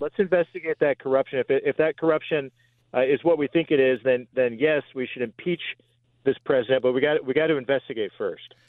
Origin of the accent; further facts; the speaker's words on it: Columbia City, Indiana, United States; also born or lived in Washington D.C.; we go back and forth from Columbia City, my hometown, where we keep our home